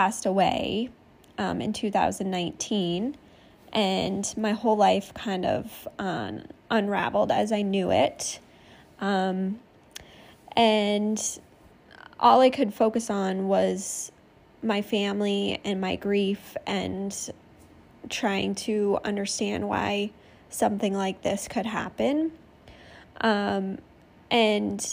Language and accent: English; Maine, United States; moved away as an adult; now in California, United States; I was born and raised in Maine